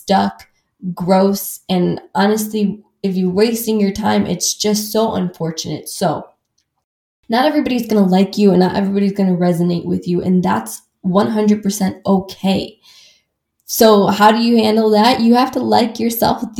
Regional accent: Midwest, United States; I grew up in the Midwest where everybody kind of talks around circles

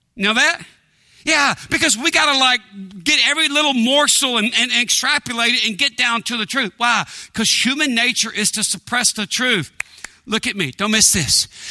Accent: East Texas, United States; I grew up in East Texas in a small town

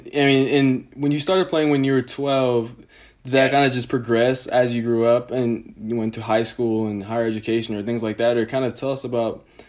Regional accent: Colorado, United States; I'm from Colorado, so people play a lot of lacrosse.

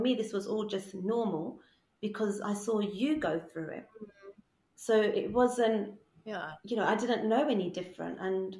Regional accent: England, United Kingdom; Well, my kids are in denial. We're from England.

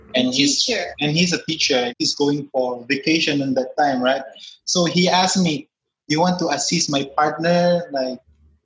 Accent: Philippines; moved away as an adult; now in Jakarta, Indonesia; We are here now in Jakarta, Indonesia. But basically, I'm from Philippines.

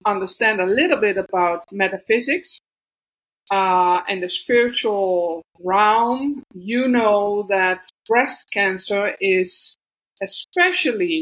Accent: Netherlands; English is a second language; moved away as an adult; I was born in the Netherlands, in the middle of the Netherlands. And but I left my country like 2 years ago in 2021.

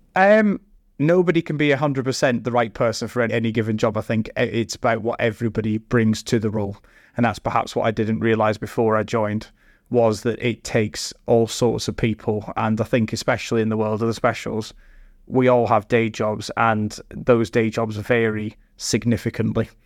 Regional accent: Scotland, United Kingdom; moved away as an adult; now in Staffordshire, United Kingdom; I grew up and studied in Scotland

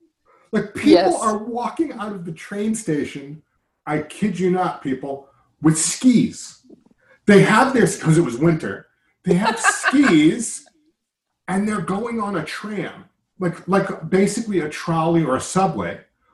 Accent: United States; also born or lived in New York; But I'm an American. I live in New York.

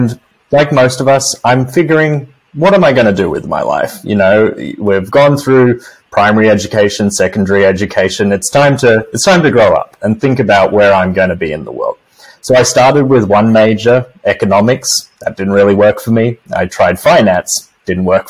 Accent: Australia; moved away as an adult; now in United States; in Australia, my home country

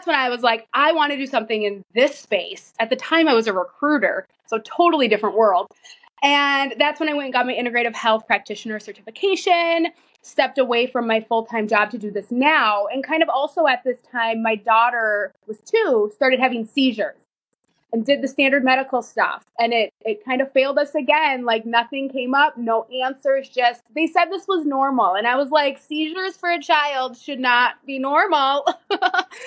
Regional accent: Minnesota, United States; I am from Minnesota. I live in a very small town

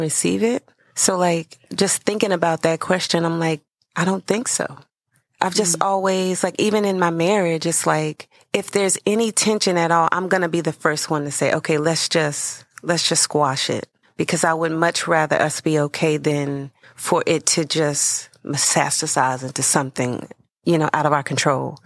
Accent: Salisbury, North Carolina, United States; moved away as an adult; now in Charleston, United States; I'm originally from North Carolina. I was born in Salisbury

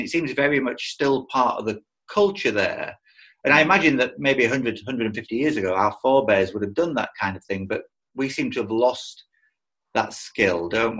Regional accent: Greece; moved away; I grew up in Greece

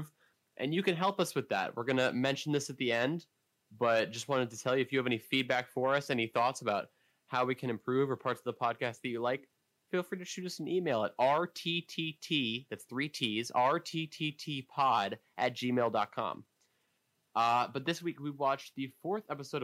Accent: Bethesda, Maryland, United States; moved away as an adult; I'm back in D.C. Or Bethesda, Maryland

